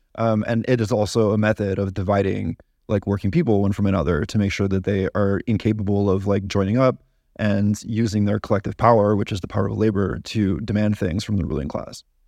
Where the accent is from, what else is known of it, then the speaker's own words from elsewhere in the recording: Canada; as a Canadian